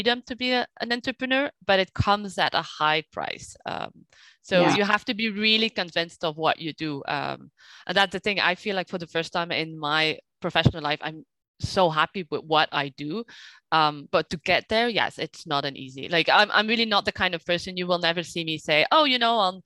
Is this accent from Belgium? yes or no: yes; Flanders, Belgium; now in France; I was raised in Belgium, so I have this Flemish culture